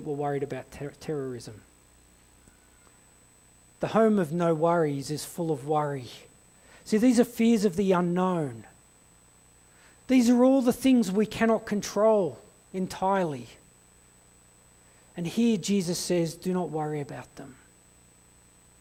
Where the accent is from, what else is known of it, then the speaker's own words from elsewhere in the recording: Blacktown, New South Wales, Australia; also born or lived in Kimberley; now in Blue Mountains, Australia; we had a 2-year stint in Blacktown, where I was born in Western Sydney